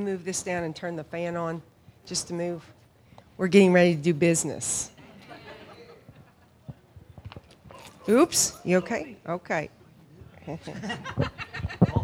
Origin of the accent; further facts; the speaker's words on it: Hominy, Oklahoma, United States; moved away as an adult; also born or lived in Pawhuska, Oklahoma / Guatemala; now in Ireland; I grew up in Hominy